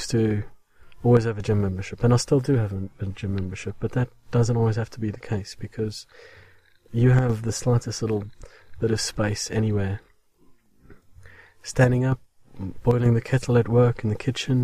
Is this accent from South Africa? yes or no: yes; South Africa; now in England, United Kingdom; I am English. Well, English-speaking, South African-born, obviously. And, with British citizenship now.